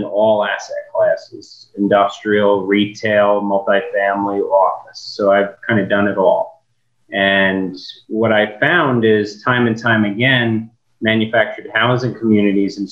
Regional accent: New York, United States; moved away; I'm from New York originally and come from restaurant business

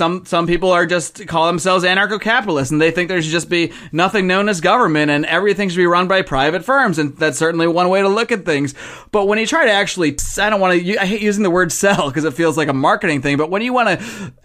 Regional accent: Buffalo, New York, United States; moved away as an adult; now in Los Angeles, United States; I grew up in Buffalo, New York, one of the coldest places in the country, but I've lived in Los Angeles for over a decade now

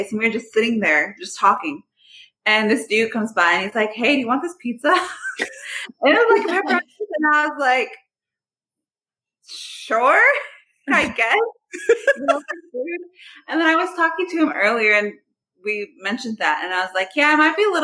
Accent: Austin, Texas, United States; also born or lived in Kyle, Texas; now in San Marcos, United States; I'm from Austin. And then when I graduated elementary, we didn't live in the greatest neighborhood. So, and Austin was at that point starting to go a little downhill as it has been since then. So my parents were like, no, I don't want you to go to any of these schools. So we moved to Kyle.

